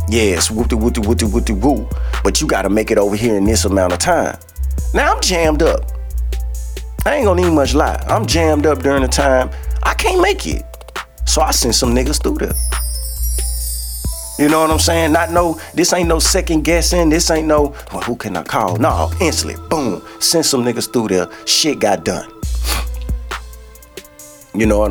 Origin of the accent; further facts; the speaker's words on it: Shreveport, Louisiana, United States; I'm from Shreveport, Louisiana.